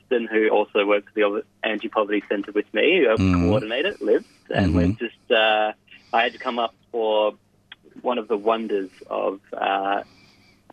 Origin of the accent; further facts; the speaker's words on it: Perth, Western Australia, Australia; I was born in a suburb just called Glengarry at a hospital there. That's where I went to school nearby, both in public primary and secondary, very near to where I was born